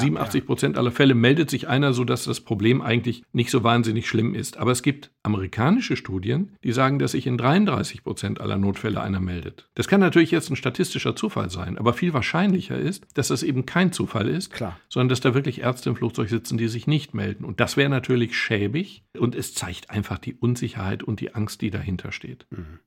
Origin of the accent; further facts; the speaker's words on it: Germany; als Deutscher